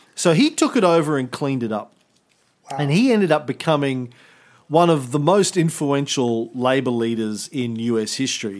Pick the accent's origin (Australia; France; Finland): Australia; as an Australian